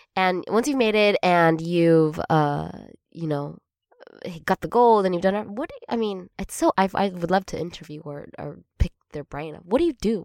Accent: Arcadia, California, United States; we're both from Arcadia, California

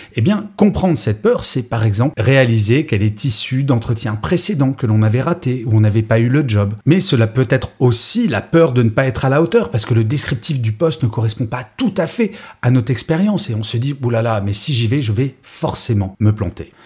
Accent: Grenoble, Auvergne-Rhône-Alpes, France; je suis né à Grenoble

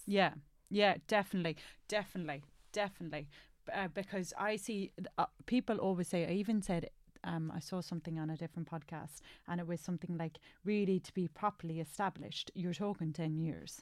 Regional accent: Ireland; now in England; as Irish

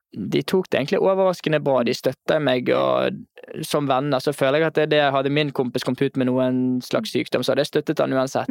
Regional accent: Bergen, Vestland, Norway; also born or lived in Oslo; Hjemme i Bergen

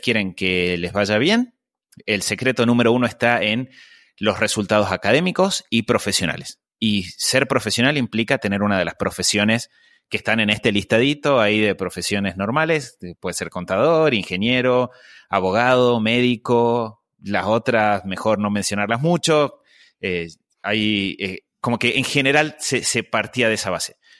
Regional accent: Argentina; Yo eh, crecí eh, en Argentina

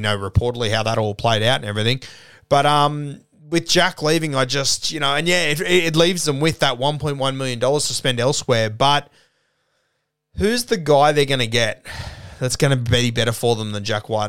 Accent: Sydney, New South Wales, Australia; growing up in Sydney

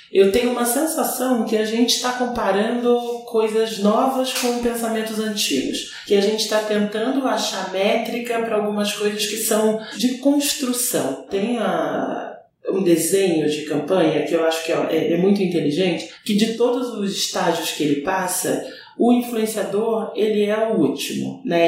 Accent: Brazil; sendo brasileira

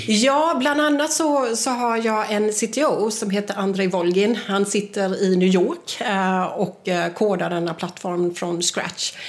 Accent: Jönköping, Jönköping County, Sweden; jag kommer ju från Jönköping

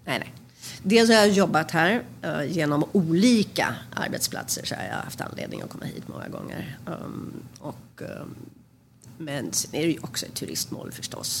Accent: Sweden; moved away as an adult; also born or lived in Manhattan, United States; now in New York, United States; som svensk

